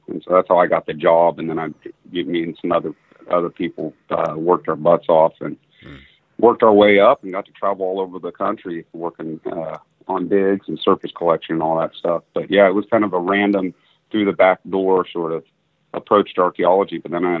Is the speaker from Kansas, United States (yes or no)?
yes; Kansas, United States; also born or lived in Florida; Well, it's kind of a mixed bag, but I was born in Kansas in a town of about 1,000, fourth generation there. And then when my parents split, we ended up down in the panhandle of Florida.